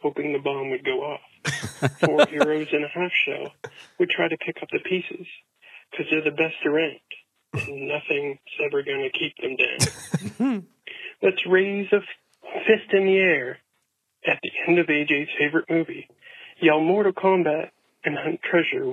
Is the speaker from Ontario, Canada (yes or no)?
no; Nova Scotia, Canada; I'm from Nova Scotia, Canada.